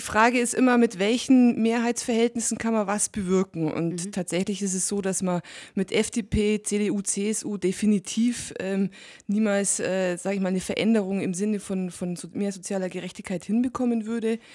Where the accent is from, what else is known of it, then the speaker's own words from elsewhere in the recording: Allgäu, Bavaria, Germany; insbesondere hier im Allgäu und bei uns in Bayern